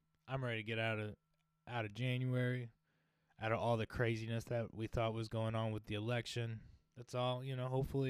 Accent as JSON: {"language": "English", "country": "United States", "said": "We're all American"}